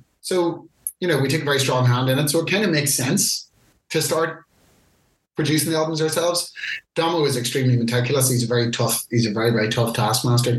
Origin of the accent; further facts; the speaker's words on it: Ireland; being Irish